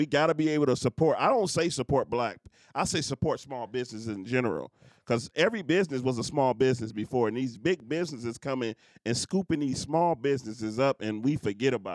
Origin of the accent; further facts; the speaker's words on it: Detroit, Michigan, United States; I come from Detroit